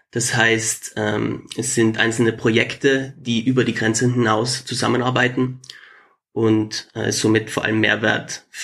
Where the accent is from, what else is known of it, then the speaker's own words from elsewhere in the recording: Trentino-Alto Adige, Italy; first language German; Ich bin in Südtirol aufgewachsen, das ist Teil von Italien, aber deutschsprachig, größtenteils. Und ich gehöre eben zu der deutschen Sprachgruppe.